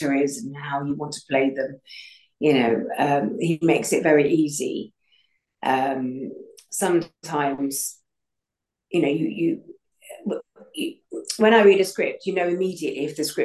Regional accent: United Kingdom; I'm so proud of it being a British thing rather than an American thing

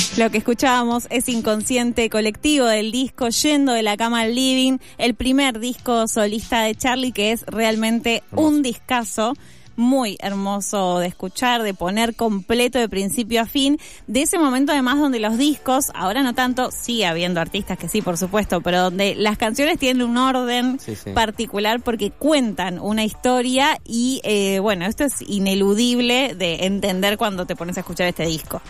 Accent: Argentina; como argentinas y argentinos

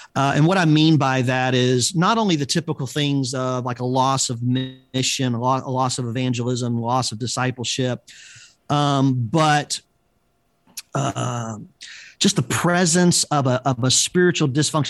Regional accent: Tampa, Florida, United States; moved away as an adult; now in Chicago, United States; I was pastoring in my hometown

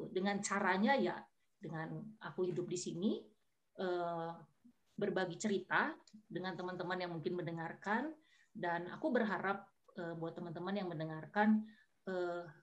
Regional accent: North Sumatra, Indonesia; ya aku orang Batak gitu

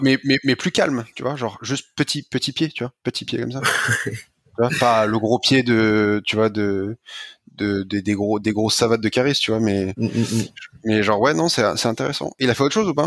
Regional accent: France; je le dis en français parce que je suis un français

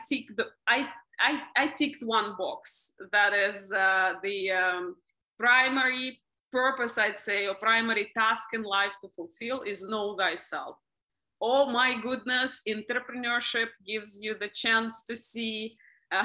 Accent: Russia; moved away as an adult; now in Dubai, United Arab Emirates; I'm originally from Russia. I live in Dubai for the last almost 10 years.

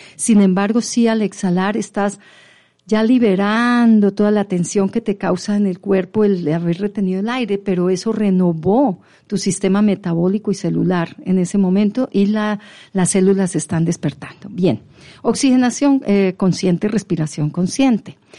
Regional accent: Pamplona, Norte de Santander, Colombia; yo vengo de Pamplona y mi papá fue cafetero. Y mm. entonces teníamos una fábrica de café en Pamplona llamada Café Reyes.

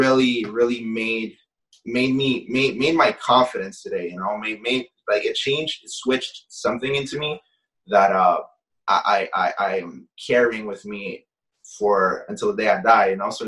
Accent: Canada; You're growing up in Canada, and like obviously she wanted me to pick up certain things from the culture.

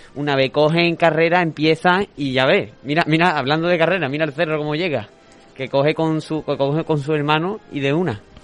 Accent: a village in the province of Seville, Andalusia, Spain; soy de también de un pueblo

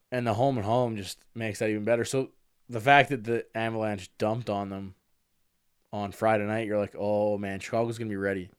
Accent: Canada; I'm Canadian

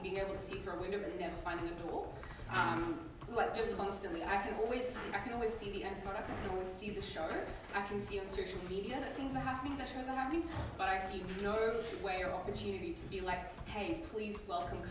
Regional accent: Perth, Western Australia, Australia; I was born in Perth, but my parents came 10, 11 months before that to Australia as refugees.

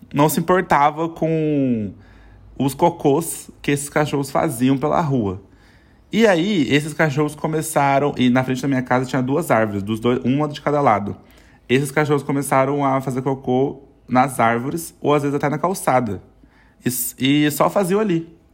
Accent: São José dos Campos, São Paulo, Brazil; a gente morava em São José dos Campos, né? Sou de São José

